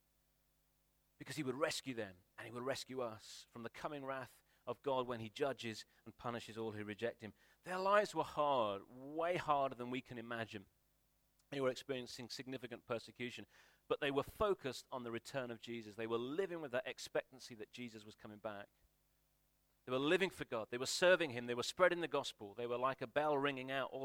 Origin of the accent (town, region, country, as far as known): United Kingdom